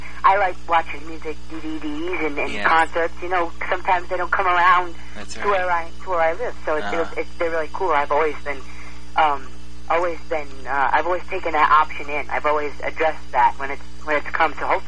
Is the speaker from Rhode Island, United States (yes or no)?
yes; Hope Valley, Rhode Island, United States; I'm a New Englander. Of course, I come from Rhode Island